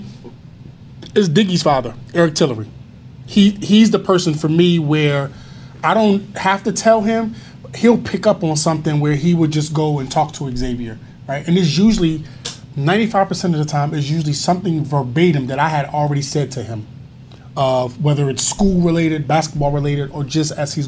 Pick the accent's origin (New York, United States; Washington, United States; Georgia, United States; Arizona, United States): Georgia, United States; Atlanta; moved away; I grew up in Atlanta